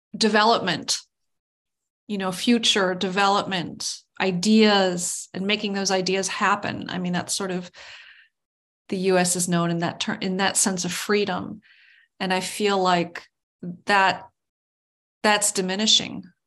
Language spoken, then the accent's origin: English; United States; as an American with this, as a United Statesian